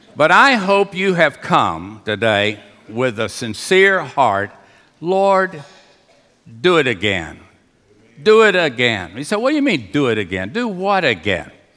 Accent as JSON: {"language": "English", "town": "Houston", "region": "Texas", "country": "United States", "tie": "born or raised there", "said": "I was raised in Union Baptist Association"}